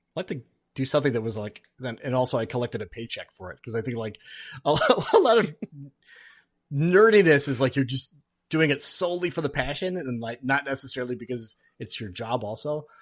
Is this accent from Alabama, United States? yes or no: no; Alaska, United States; moved away; also born or lived in Duluth, Minnesota / Twin Cities, Minnesota; I grew up in Alaska